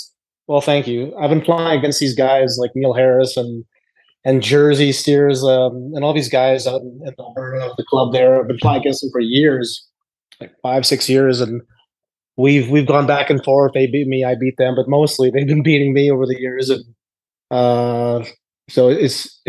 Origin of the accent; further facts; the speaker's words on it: Manitoba, Canada; my hometown's competition in Manitoba